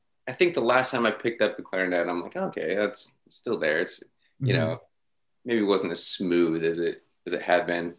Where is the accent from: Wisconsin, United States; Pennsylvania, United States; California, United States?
California, United States; Grass Valley; moved away as an adult; also born or lived in Long Beach, California; when I was three, my parents moved to Grass Valley, California